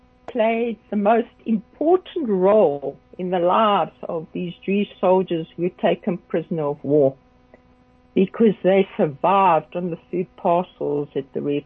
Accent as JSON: {"language": "English", "town": "Rustenburg", "region": "North West", "country": "South Africa", "tie": "born or raised there", "said": "I was born in Rustenburg"}